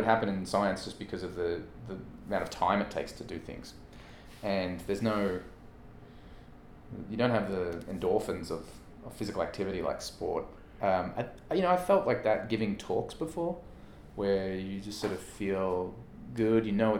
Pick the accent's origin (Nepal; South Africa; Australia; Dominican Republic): Australia; growing up in Australia, I'm 3 days older, I think, than Leighton Hewitt